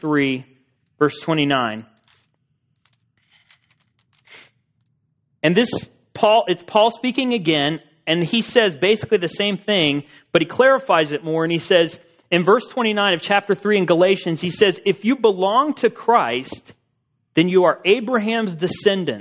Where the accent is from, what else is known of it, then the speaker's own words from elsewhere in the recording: United States; as an American citizen being born in this country